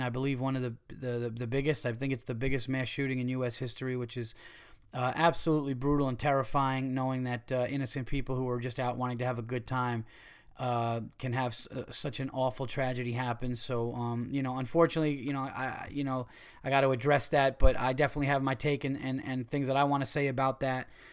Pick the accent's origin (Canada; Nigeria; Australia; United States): United States; New York; I'm a New Yorker